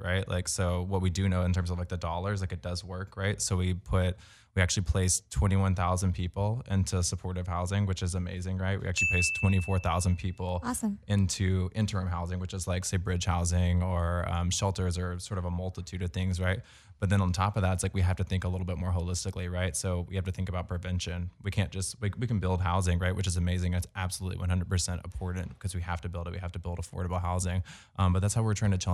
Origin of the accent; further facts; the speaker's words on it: Virginia, United States; moved away as an adult; now in Los Angeles, United States; I'm actually from Virginia, but I've been here for like 7 years.